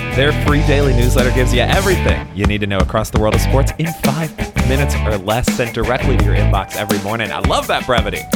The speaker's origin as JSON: {"language": "English", "town": "Chicago", "region": "Illinois", "country": "United States", "said": "I was from Chicago"}